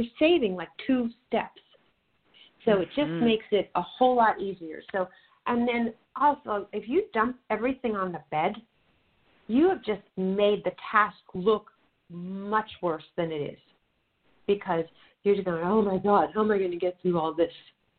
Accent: New York, United States; now in California, United States; even though you and I live in California, I'm a New Yorker, I still swap out my closets.

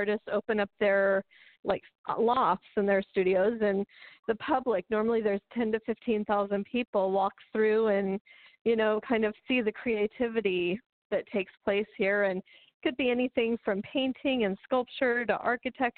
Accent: Antelope Valley, California, United States; also born or lived in Texas / Northridge, California; I grew up in the desert, in the high desert up there

